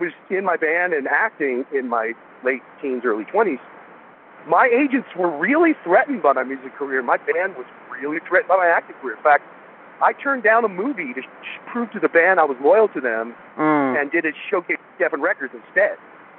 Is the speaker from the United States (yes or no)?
yes; California, United States; Growing up on the Sunset Strip and watching these bands all get signed to become huge stars